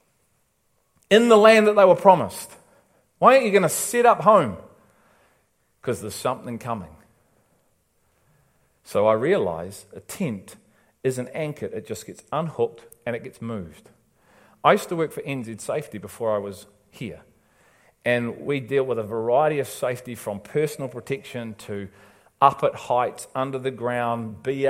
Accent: England, United Kingdom; now in New Zealand

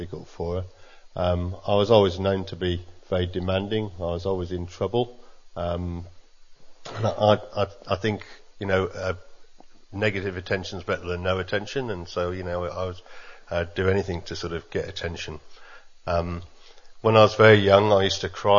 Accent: England, United Kingdom; I grew up in England

